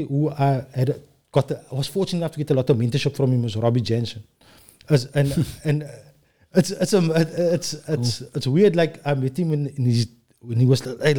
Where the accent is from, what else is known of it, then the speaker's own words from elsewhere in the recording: Cape Town, Western Cape, South Africa; also born or lived in Bellville; I'm from Els River. Lived there most of my life.